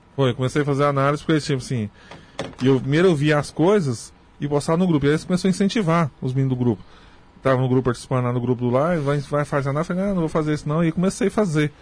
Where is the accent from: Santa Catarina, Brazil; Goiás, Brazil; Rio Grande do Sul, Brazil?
Goiás, Brazil; Morrinhos; also born or lived in Creúna (as transcribed); Eu nasci em Morrinhos mesmo, Goiás, né? Eu sou de Morrinhos, Goiás.